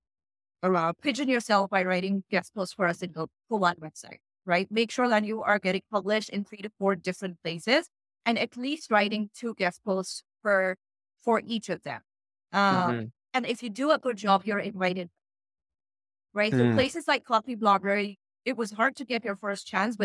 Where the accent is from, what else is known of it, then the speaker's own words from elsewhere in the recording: Pakistan; English is a second language; how English is not my first language, how I'm not in the US, how I'm Pakistani